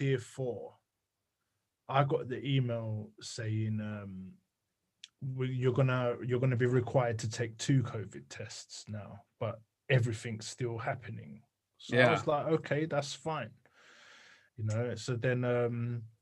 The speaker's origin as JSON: {"language": "English", "region": "London", "country": "United Kingdom", "tie": "born or raised there", "said": "I was born and raised in London, Islington, and I lived right basically next door to the Arsenal Football Club stadium"}